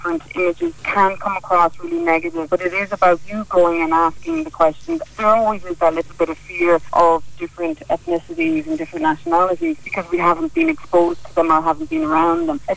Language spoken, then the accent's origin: English; Ireland; I'm a fluent Irish speaker, I love my culture, I'm proud Irish woman